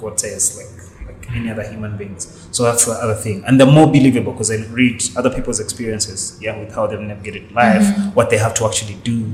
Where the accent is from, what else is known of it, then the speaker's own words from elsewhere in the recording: Uganda; growing up in Uganda just throws so many disappointments at you